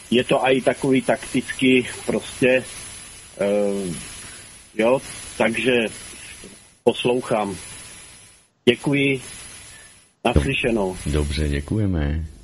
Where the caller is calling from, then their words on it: Karlovy Vary, Karlovy Vary Region, Czechia; Dobrý večer, jsem eh, z Varu.